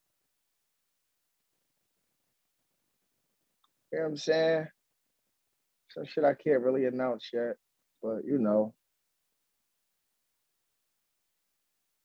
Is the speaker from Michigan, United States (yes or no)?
no; Philadelphia, Pennsylvania, United States; I'm from Philly